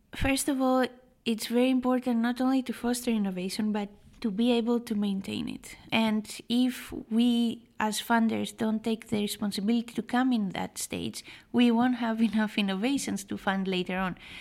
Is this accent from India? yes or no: no; Greece; I was born and raised in Greece